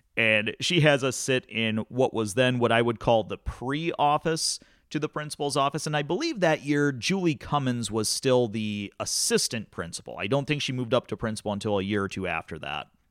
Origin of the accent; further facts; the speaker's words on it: Climax, Michigan, United States; growing up in Climax, Scots